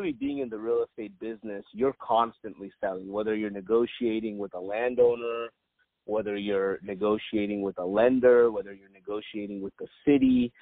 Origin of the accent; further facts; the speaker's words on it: Irvine, California, United States; also born or lived in Compton, California; grew up here, Irvine, California. Was actually born in Compton.